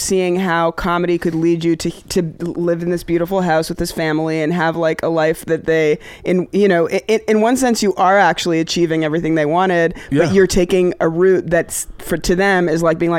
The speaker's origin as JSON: {"language": "English", "country": "Pakistan", "said": "I'm here, I'm this Pakistani person that could be a representative of, like, not a terrorist"}